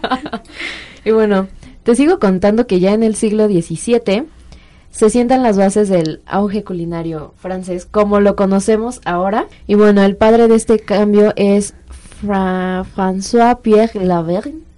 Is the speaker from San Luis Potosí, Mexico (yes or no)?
no; Mexico City, Mexico; somos mexicanos o chilangos